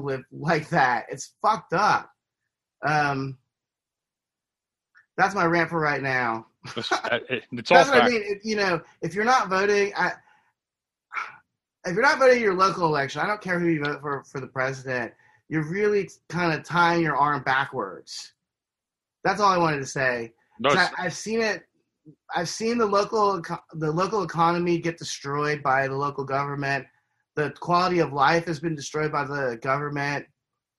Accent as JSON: {"language": "English", "town": "Slidell", "region": "Louisiana", "country": "United States", "tie": "born or raised there", "said": "my hometown of Slidell, Louisiana"}